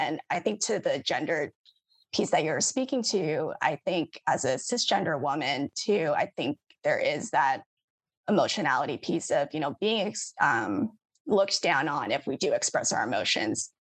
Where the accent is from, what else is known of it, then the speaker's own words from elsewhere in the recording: United States; me being Asian American